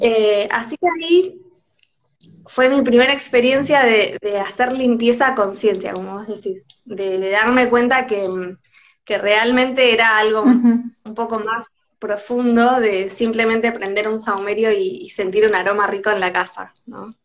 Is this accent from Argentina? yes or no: yes; Tandil, Buenos Aires Province, Argentina; yo soy de Tandil